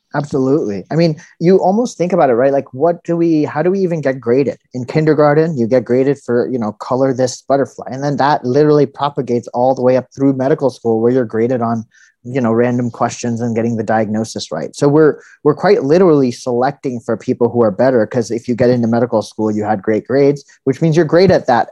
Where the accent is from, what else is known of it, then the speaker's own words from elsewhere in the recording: California, United States; also born or lived in India / New Haven, Connecticut; I was born in India and then uh, grew up mostly in California